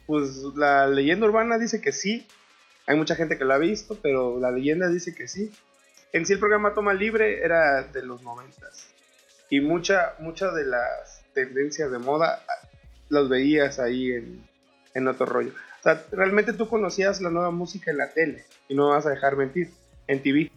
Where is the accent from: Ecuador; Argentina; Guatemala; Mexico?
Mexico; somos los mexicanos, nos reímos de la tragedia